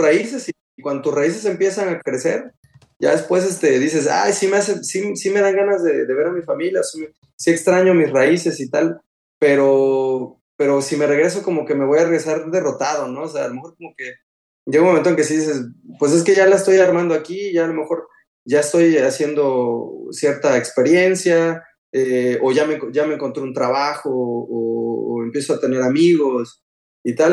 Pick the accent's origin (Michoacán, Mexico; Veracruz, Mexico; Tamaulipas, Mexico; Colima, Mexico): Veracruz, Mexico; Coatzacoalcos; moved away as an adult; also born or lived in Paris, France; now in Tours, France; de chiquito, pues nada, o sea, yo en Coatzacoalcos con mi familia